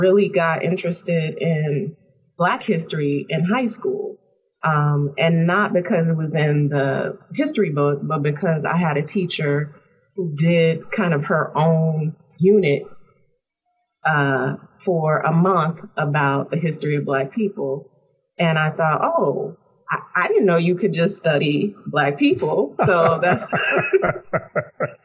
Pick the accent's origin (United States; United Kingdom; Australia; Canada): United States; Chicago, Illinois; moved away; I am a native of the South Side of Chicago